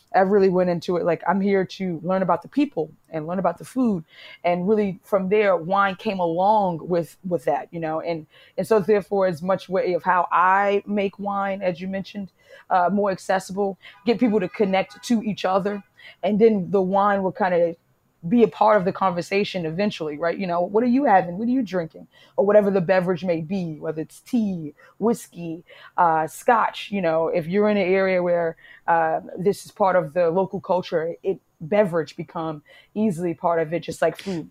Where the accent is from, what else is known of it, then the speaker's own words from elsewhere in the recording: New York City, New York, United States; moved away; also born or lived in Italy / Portugal; I'm from Harlem